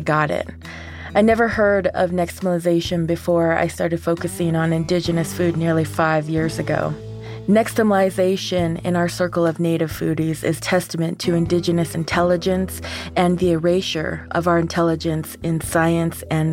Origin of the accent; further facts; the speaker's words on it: New Mexico, United States; I grew up on the New Mexico side of the Navajo Reservation